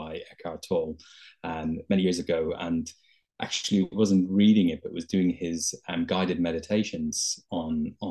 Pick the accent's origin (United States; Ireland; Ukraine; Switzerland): Ireland; Dublin, Leinster; now in London, United Kingdom; I'm originally from Dublin in Ireland, but I've lived in London for many years.